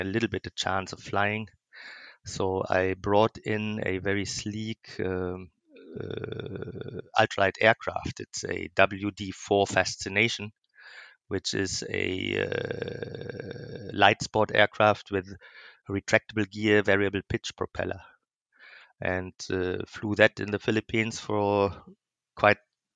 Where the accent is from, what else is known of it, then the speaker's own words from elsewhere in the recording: Ruhr Valley, North Rhine-Westphalia, Germany; I come from a small industrial hometown in Germany, which is in the western part of Germany, which we call Ruhr Valley.